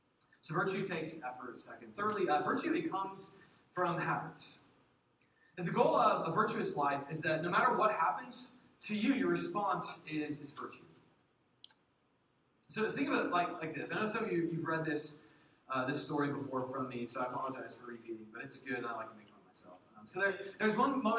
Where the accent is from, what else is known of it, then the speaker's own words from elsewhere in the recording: Indiana, United States; now in Kansas, United States; I'm from Indiana